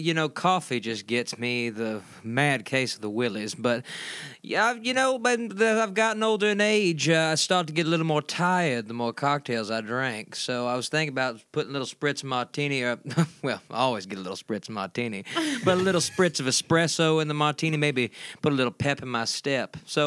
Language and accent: English; Louisiana, United States; Well, I am from Baylor-Baton, Louisiana, which is not too far from New Orleans. So, whenever I go back home, you know, there's very extensive river system down there.